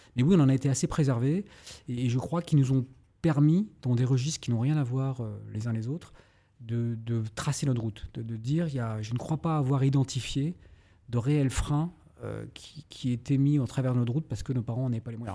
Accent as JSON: {"language": "French", "town": "Brest", "region": "Brittany", "country": "France", "tie": "born or raised there", "also_born_or_lived": "Paris", "said": "Je suis né à Brest, Brest même, dirait certains. je suis né à Brest. Effectivement, j'ai fait une grande partie de ma vie jusqu'à la terminale et la prépa."}